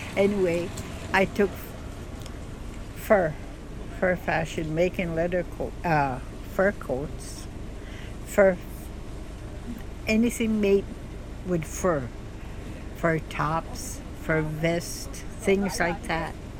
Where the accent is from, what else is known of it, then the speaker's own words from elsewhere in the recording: Elsipogtog First Nation, New Brunswick, Canada; I was born here in Reserve and I was born, and then they told my dad that it was a girl.